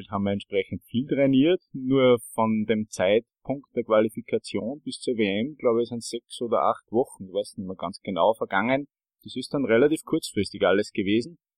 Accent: Bad Ischl, Upper Austria, Austria; ich komme aus Bad Ischl und im Zentrum des Salzkammerguts kann man ja sehr gut Mountainbiken

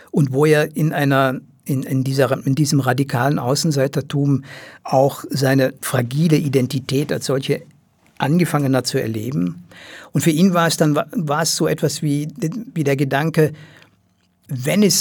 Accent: Rhineland, Germany; Und wie gesagt, ich komme aus dem Rheinland und habe immer noch einige äh, Kontakte zu, zu, zu meiner Heimatwelt.

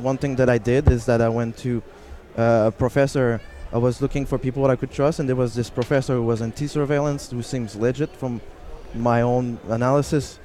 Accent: Canada; I'm from Canada.

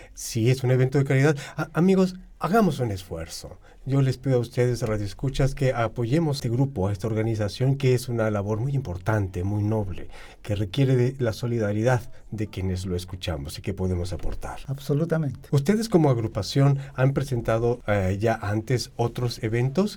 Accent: Chile; Soy de Chile

